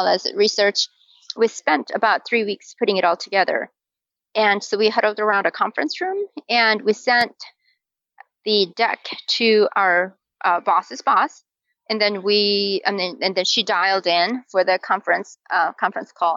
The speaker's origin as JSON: {"language": "English", "country": "South Korea", "tie": "born or raised there", "moved": "as an adult", "lives_now": "Utah, United States", "said": "I live in Utah, and I was born and raised in Korea. So I came here to go to school in college as a college student."}